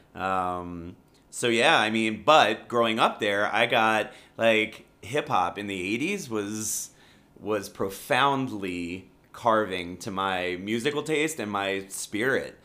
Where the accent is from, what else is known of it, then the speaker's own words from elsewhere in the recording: Rockville, Maryland, United States; moved away as an adult; Maryland, born and raised in Rockville, Maryland